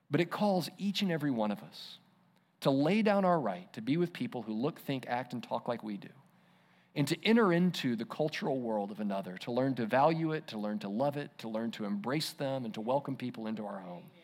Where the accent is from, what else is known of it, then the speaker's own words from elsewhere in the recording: Israel; remember what it was like growing up in Israel under, under the law